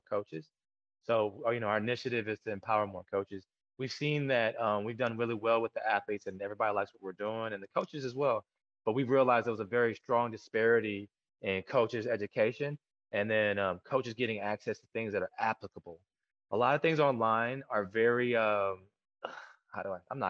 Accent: Killeen, Texas, United States; also born or lived in Korea; I'm from Killeen, Texas

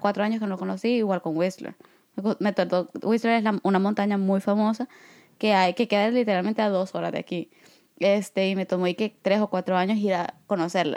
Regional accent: El Salvador; moved away; yo vengo de El Salvador, a donde en realidad pues hay dos temporadas

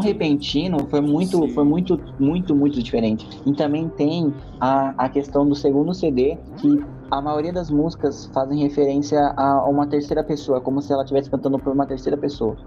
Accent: Brazil; sou brasileiro

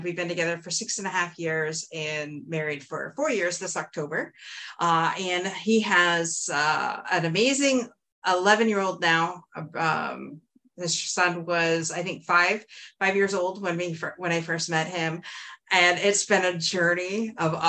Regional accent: Windsor, Ontario, Canada; I'm from Windsor, Ontario, and I grew up in a very much loving home.

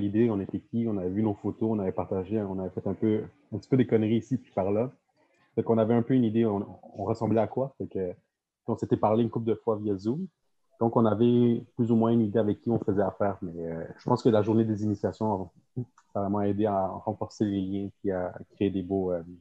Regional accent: South Shore, Quebec, Canada; moi aussi, je viens de la Rive-Sud, mais de la bonne Rive-Sud, tu sais, je suis pas Montréal.

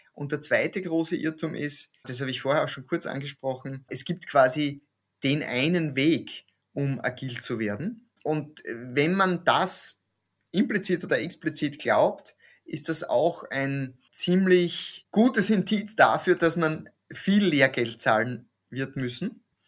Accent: East Styria, Austria; moved away; also born or lived in Graz / Krems / Vienna; Ich komme aus der Steiermark, bin in der Oststeiermark aufgewachsen

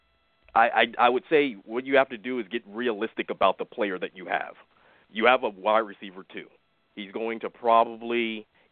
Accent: South Florida, United States; I'm from South Florida

